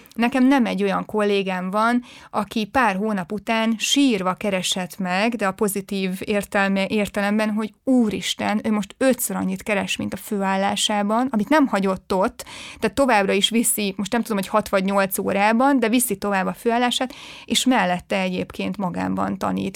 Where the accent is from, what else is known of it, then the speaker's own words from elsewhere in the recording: Sárszentmihály, Fejér, Hungary; moved away as an adult; én egy pici faluból jövök, ott Igen. nőttem föl, 18 éves koromig ott éltem, Sárszent Mihályon, ez így a Fehérvár mellett pár kilométerre